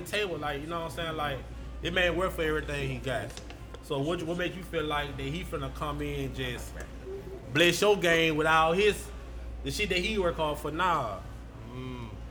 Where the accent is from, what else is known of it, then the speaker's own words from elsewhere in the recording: Shreveport, Louisiana, United States; a lot of people think I'm from Baton Rouge, now I'm from Shreveport.